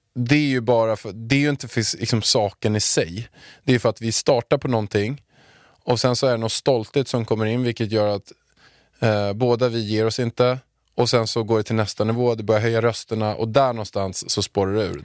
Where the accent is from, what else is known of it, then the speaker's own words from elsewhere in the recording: Haninge, Stockholm County, Sweden; jag kommer från Haninge som du vet och jag har, eh, jag är uppväxt några hundra meter från Beijer Bygg när det låg i Haninge förut